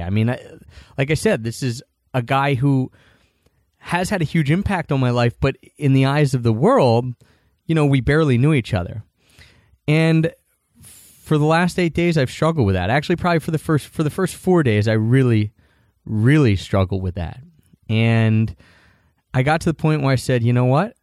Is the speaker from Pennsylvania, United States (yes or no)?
yes; Philadelphia, Pennsylvania, United States; I grew up in Philadelphia